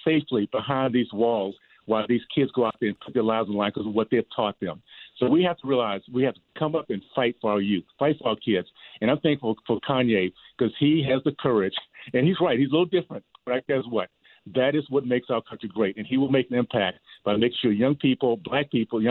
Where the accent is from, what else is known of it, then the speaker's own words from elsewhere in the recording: Deep South, United States; growing up in the Deep South, KKK, Jim Crow South